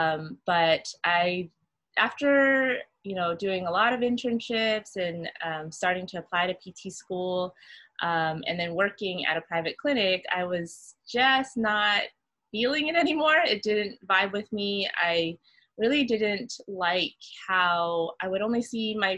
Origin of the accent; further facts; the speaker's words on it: California, United States; moved away as an adult; now in Oahu, Hawaii, United States; I'm originally from California, born and raised, and I moved here when I graduated